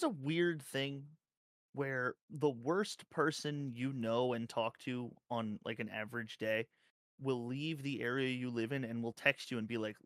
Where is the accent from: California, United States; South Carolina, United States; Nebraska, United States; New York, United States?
New York, United States; New York City; I'm from Brooklyn.